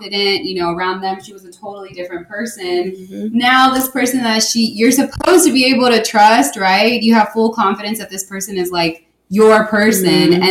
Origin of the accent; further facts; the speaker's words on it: Houston, Texas, United States; I grew up in Clearlake